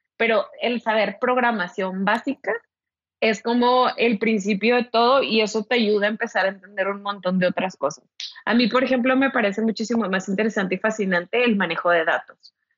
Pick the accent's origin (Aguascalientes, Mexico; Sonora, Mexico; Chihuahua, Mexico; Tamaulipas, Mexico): Tamaulipas, Mexico; Ciudad Victoria; also born or lived in Monterrey; now in Mexico City, Mexico; yo soy originaria de Ciudad Victoria, Tamaulipas, así que sí soy norteña